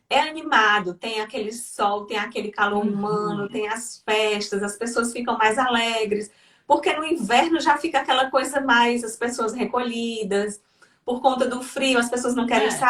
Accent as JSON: {"language": "Portuguese", "country": "Brazil", "lives_now": "Spain", "said": "Aqui, quando eu chego num restaurante que um garçom percebe que eu sou brasileira, porque embora eu fale o espanhol, mas eu falo com sotaque brasileiro"}